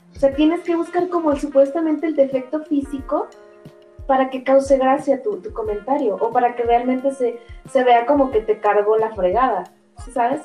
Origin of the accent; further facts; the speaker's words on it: Guadalajara, Jalisco, Mexico; Yo soy de Guadalajara